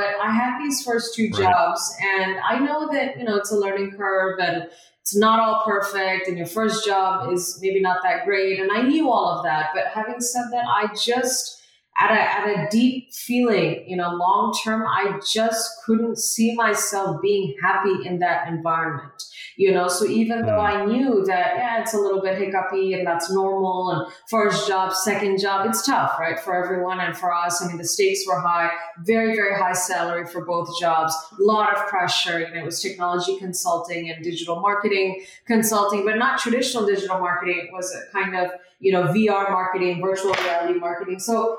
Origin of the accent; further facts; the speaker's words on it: Malaysia; also born or lived in Kolkata, India; I was born in India, very, very proud of that. And I moved to Malaysia, which is in Southeast Asia, at age five. So my family and I moved to Malaysia at age five.